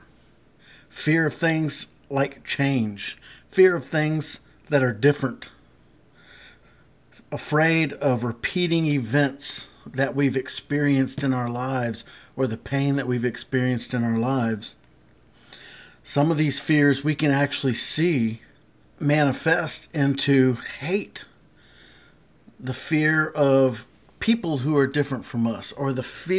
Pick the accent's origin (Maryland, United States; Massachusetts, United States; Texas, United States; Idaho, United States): Texas, United States; South; I grew up in Texas, and South Texas